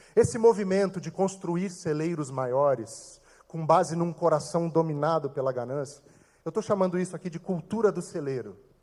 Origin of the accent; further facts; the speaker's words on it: Brazil; sou brasileiro